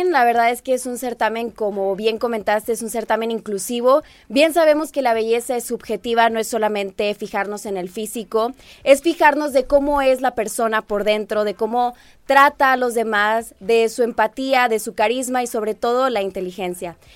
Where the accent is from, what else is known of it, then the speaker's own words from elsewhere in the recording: Monterrey, Nuevo León, Mexico; Yo soy regia. Siempre digo que soy regia, pero tengo mis raíces chilangas.